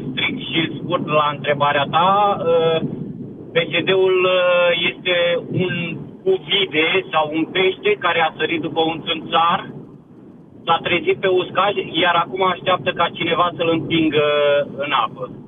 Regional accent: Piatra Neamț, Neamț County, Romania; now in The Hague, Netherlands; sunt din Piatra Neamț și locuiesc în Haga

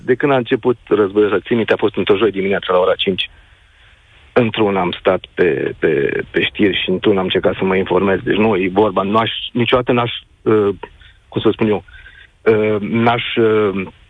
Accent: Reșița, Caraș-Severin County, Romania; Eu chiar sunt din Reșița

